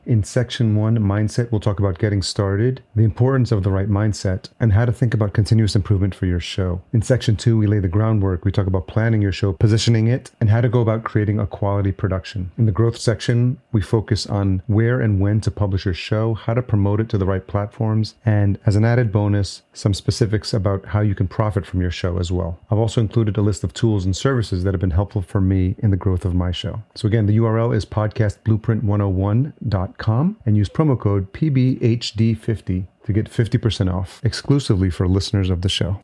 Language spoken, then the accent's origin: English; Yonkers, New York, United States; also born or lived in El Salvador / Los Angeles; now in Minneapolis, United States; I was born in El Salvador, so I came here when I was a year old, but I was raised in New York